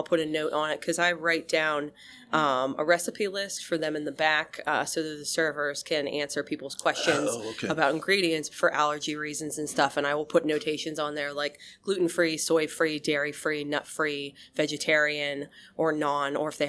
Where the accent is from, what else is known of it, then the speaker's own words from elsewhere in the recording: Penns Valley, Pennsylvania, United States; I grew up in Penns Valley.